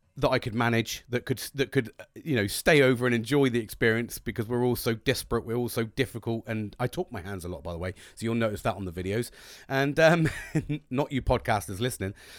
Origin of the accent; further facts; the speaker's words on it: United Kingdom; British, cup of teas all the time